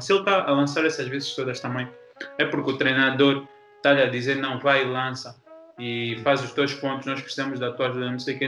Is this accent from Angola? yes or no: yes; Angola; como angolano